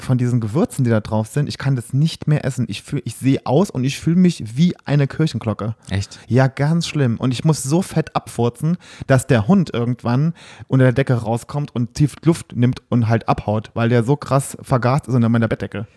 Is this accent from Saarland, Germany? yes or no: yes; Saarland, Germany; moved away; im Saarland, wo ich herkomme